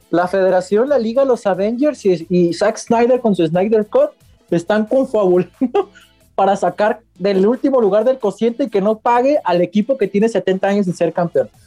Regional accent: Mexico; pues es que somos mexicanos.

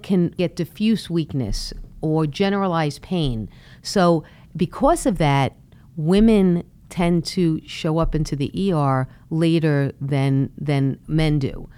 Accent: Brooklyn, New York, United States; I was born and raised in Brooklyn

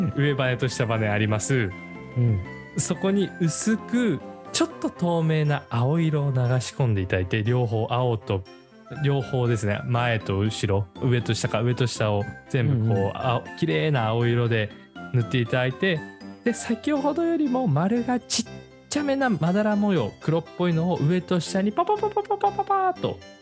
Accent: Akita, Japan; 秋田出身でしたけど

